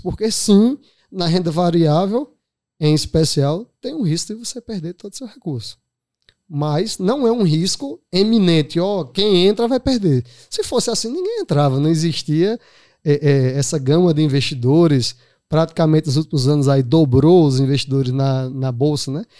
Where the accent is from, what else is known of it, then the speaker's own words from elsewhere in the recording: Araripina, Pernambuco, Brazil; moved away as an adult; now in Recife, Brazil; sou natural de Araripina, Moro em Recife há 20, 21 anos